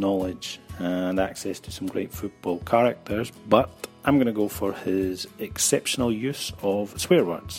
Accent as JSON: {"language": "English", "region": "Scotland", "country": "United Kingdom", "moved": "yes", "lives_now": "Barcelona, Spain", "said": "I'm originally from Scotland, but now living in Barcelona."}